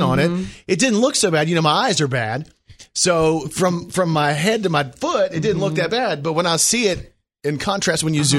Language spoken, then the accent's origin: English; Texas, United States; I'm from Texas.